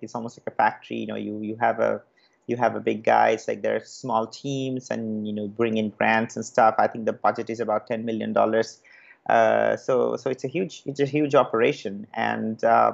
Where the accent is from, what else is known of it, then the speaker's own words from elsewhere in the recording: Kolkata, West Bengal, India; moved away as an adult; also born or lived in Kharagpur; I was born and brought up in Calcutta